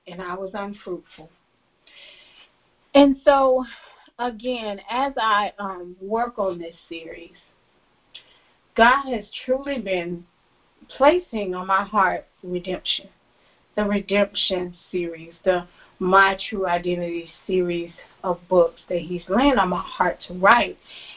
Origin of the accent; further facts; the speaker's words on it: Florida, United States; I moved to another city in the same state, in the state of Florida